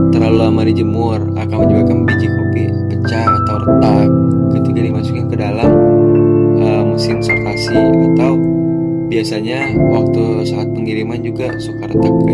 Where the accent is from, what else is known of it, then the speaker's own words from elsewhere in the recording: Bogor, West Java, Indonesia; born there; karena aku uh, lahirnya di kota Bogor